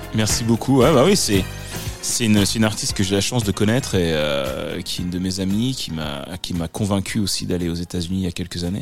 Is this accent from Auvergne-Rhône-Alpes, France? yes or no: no; Le Havre, Normandy, France; also born or lived in Paris / Bordeaux / Martinique; now in Los Angeles, United States; Je suis né, euh, au Havre, en Normandie, euh, donc L H, le Havre